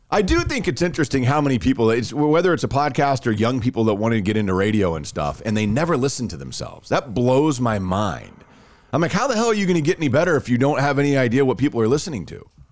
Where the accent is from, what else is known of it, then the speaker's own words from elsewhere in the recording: Rockwall, Texas, United States; I grew up just outside of Dallas.